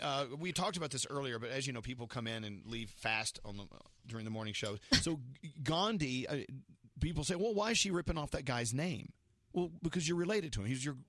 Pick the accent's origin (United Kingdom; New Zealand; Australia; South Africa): United Kingdom; Scotland; I'm Scottish, and I'm going to have an Indian wedding.